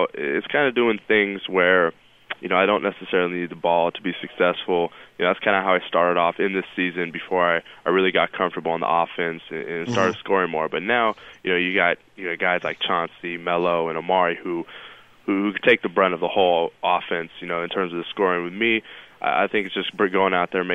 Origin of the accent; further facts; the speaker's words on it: California, United States; moved away as an adult; now in New York City, United States; I'm from Cali, so our winters are like 56 degrees